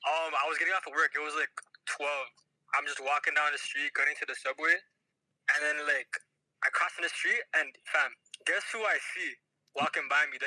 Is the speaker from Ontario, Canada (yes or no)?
yes; Toronto, Ontario, Canada; I grew up in North York, literally lived here all my life.